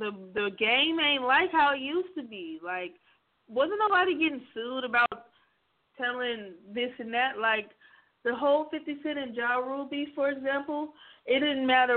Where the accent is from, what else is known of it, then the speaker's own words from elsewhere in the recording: Stockton, California, United States; moved away as an adult; now in Sacramento, United States; So I live in Sacramento right now, but I'm actually from Stockton, which is 30 minutes south from here